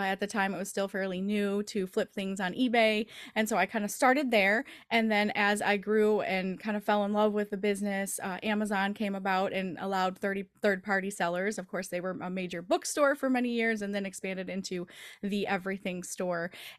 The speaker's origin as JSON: {"language": "English", "region": "Michigan", "country": "United States", "said": "But winter seems to be a little bit longer here in the Midwest. We're from the Michigan area. And so we always have long winters."}